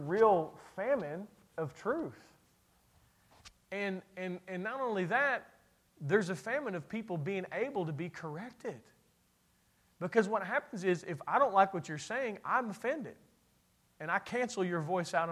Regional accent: Kentucky, United States; I'm from Kentucky, and that's what we

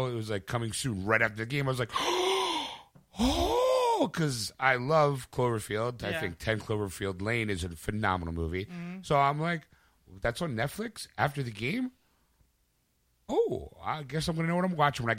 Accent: Philadelphia, Pennsylvania, United States; I wasn't from Philadelphia

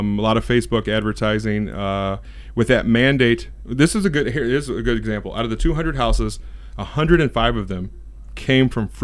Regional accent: Missouri, United States; moved away as an adult; I'm from Missouri, right? And we have tornadoes there

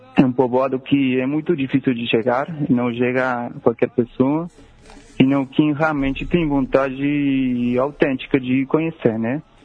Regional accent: Rosario, Santa Fe, Argentina; Portuguese is a second language; moved away; o lugar onde eu nasci, é, bom, é, Rosário

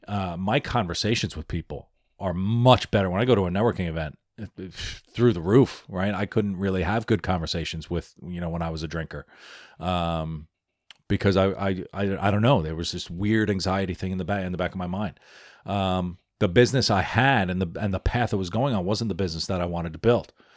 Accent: New York City, New York, United States; also born or lived in Philadelphia / Washington, D.C.; I'm an Irish American. Uh, I live in New York, right? It's I was born in the Bronx.

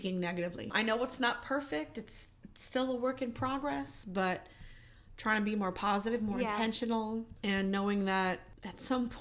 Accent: New York, United States; growing up in New York and then moving on to an abusive marriage

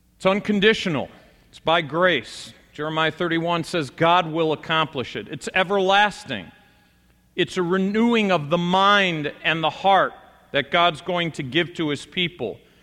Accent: United States; we as American Christians

